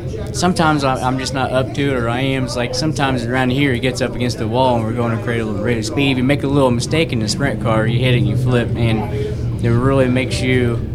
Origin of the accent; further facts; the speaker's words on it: Columbus, Indiana, United States; I'm from Columbus, Indiana.